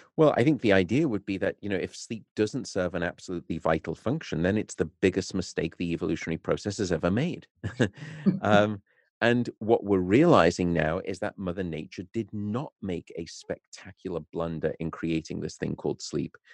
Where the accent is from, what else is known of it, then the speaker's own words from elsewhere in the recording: Liverpool, North West England, United Kingdom; moved away as an adult; also born or lived in Nottingham / Newcastle; now in Berkeley, United States; I was born and raised in Liverpool